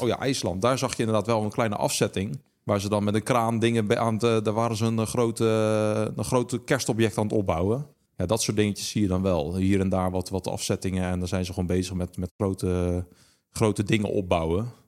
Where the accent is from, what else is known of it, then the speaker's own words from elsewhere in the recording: Netherlands; wij wel vaak als Nederlanders